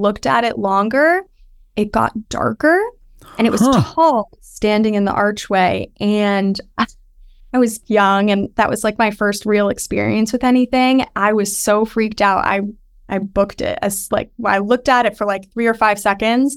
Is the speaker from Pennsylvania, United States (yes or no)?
no; Westchester County, New York, United States; I grew up in Westchester County, and it's very historic